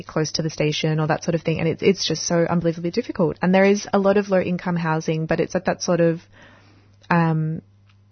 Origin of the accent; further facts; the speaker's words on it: Footscray, Victoria, Australia; I grew up in Footscray and I've then moved back as an adult and lived there or in that area on and off for years and years